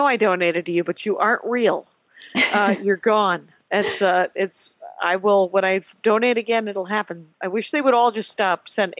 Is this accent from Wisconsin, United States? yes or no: yes; Wisconsin, United States; I grew up in Wisconsin.